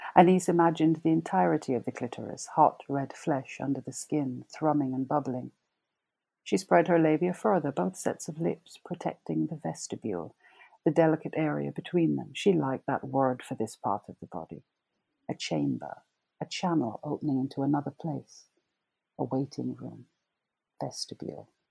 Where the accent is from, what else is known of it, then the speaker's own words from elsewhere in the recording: Jamaica; moved away as an adult; also born or lived in England; now in United Kingdom; I grew up in Jamaica.